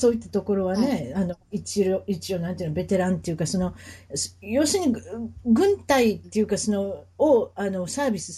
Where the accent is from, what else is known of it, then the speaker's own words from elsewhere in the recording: Tachikawa, Tokyo, Japan; moved away as an adult; now in Honolulu, United States; 日本の東京都です。